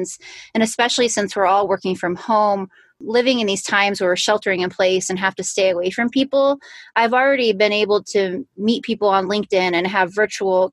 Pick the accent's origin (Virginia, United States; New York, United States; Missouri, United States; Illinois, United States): Illinois, United States; now in Colorado, United States; I live in Colorado now. I'm originally from Illinois